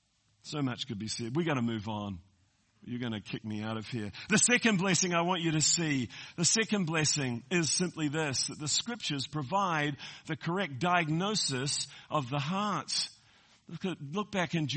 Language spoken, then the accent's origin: English; New Zealand; moved away as an adult; now in United States; I'm a Kiwi that's come to America. I call myself an Amerikiwi.